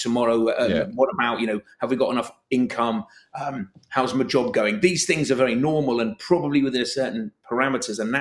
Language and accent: English; London, United Kingdom; moved away as an adult; now in Liverpool, United Kingdom; I'm from London originally, but I came as an economic refugee, and I've never left